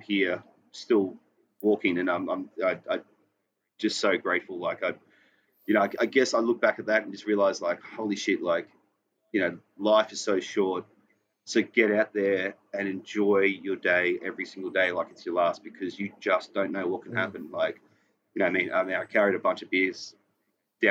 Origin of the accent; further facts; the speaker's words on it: Queensland, Australia; moved away as an adult; now in Sydney, Australia; I'm from Queensland.